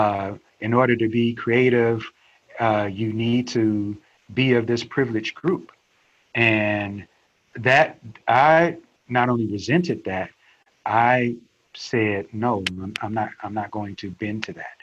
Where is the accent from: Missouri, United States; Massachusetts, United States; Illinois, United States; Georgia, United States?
Missouri, United States; St. Louis; also born or lived in Starkville, Mississippi; I grew up in a very tough area of St. Louis